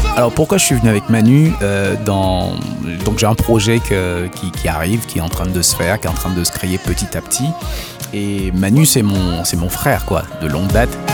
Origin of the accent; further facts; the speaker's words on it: Haiti; first language Haitian Creole; chez nous en Haïti